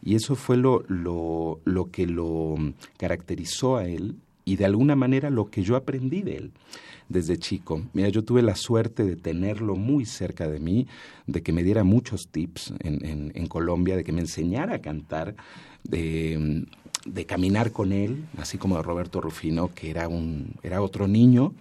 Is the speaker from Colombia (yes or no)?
no; Mexico City, Mexico; crecí también en el Corrientes 348 allá en Miguel Ángel de Quevedo